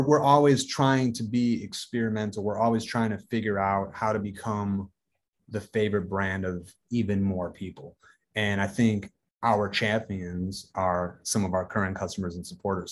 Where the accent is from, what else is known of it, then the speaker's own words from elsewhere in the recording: Racine, Wisconsin, United States; I'm from Racine, Wisconsin, which is, you know, it's a, it's, it's a Rust Belt city.